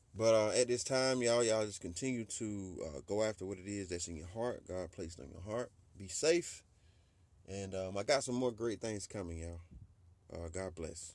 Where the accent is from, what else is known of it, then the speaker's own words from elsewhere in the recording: Georgia, United States; my hometown of Georgia